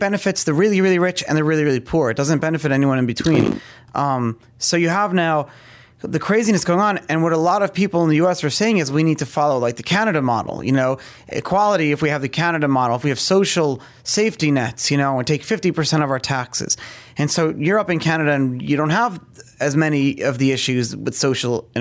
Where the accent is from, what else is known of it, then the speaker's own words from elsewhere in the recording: New York, United States; I grew up in New York